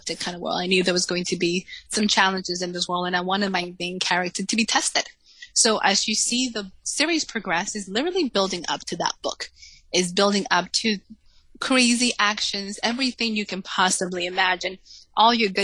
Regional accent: Salem, Massachusetts, United States; English is a second language; moved away as an adult; also born or lived in Dominican Republic / New York City; now in Texas, United States; I actually grew up in Salem, Massachusetts. So when we moved from Dominican Republic, we moved to Salem

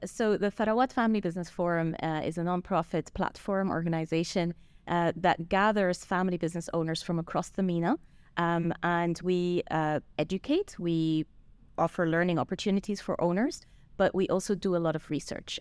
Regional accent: Switzerland; moved away; I grew up in Switzerland

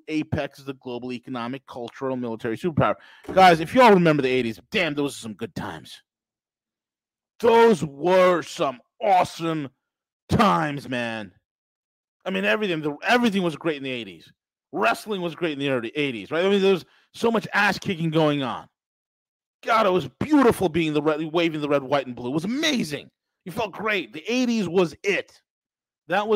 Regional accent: New York, United States; I'm from New York.

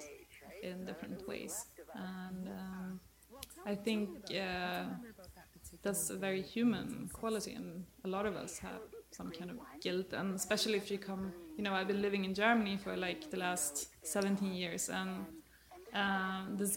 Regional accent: Sweden; I'm from Sweden.

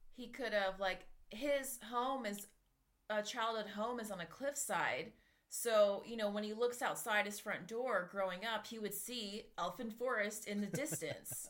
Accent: Bay St. Louis, Mississippi, United States; also born or lived in California; now in Raleigh, United States; I grew up outside New Orleans, just far enough where it becomes Mississippi

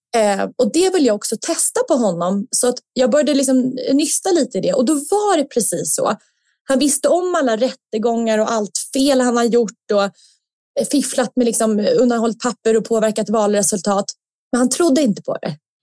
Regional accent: Sweden; som svensk

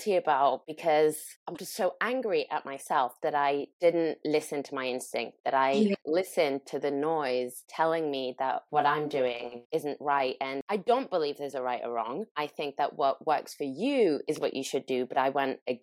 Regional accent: France; moved away; I'm from France originally, and my mom still lives in France

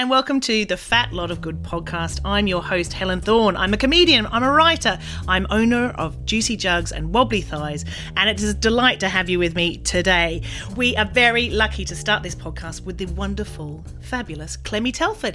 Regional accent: Australia; I'm Australian

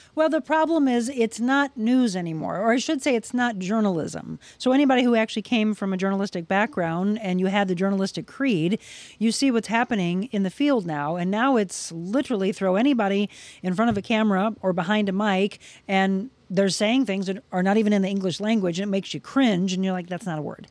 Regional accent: Florissant, Missouri, United States; we grew up in Florissant, Missouri, so it was about an hour, you know, from there, just outside of the Saint Louis area

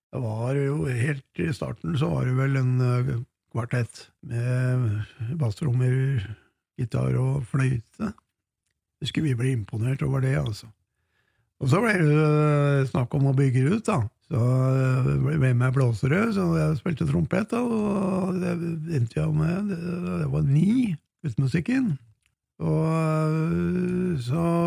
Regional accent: Hunndalen, Innlandet, Norway; Vazelina-museet oppe i Hunndalen, der jeg kommer fra

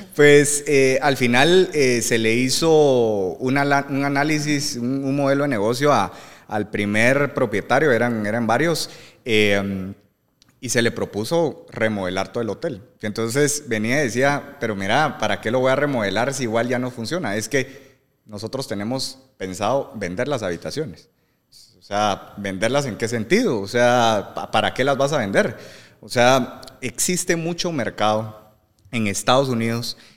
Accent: Guatemala; soy Chapín

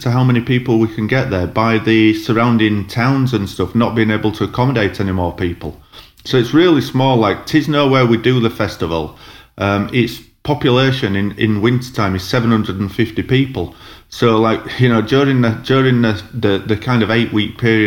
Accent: Huddersfield, Yorkshire and the Humber, United Kingdom; moved away; I'm from Huddersfield, so... Like we went to local pubs and clubs in Huddersfield

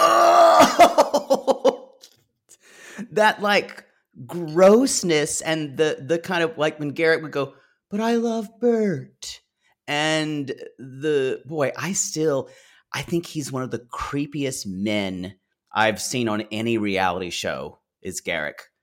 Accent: the South, United States; I grew up Methodist, but around a lot of Baptist churches, um, and, uh, growing up in the South

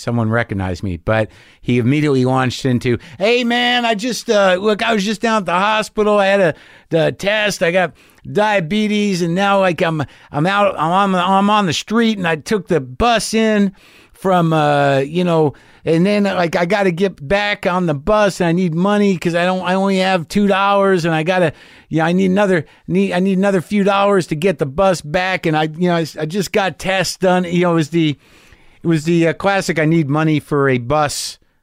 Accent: New Mexico, United States; I grew up in New Mexico

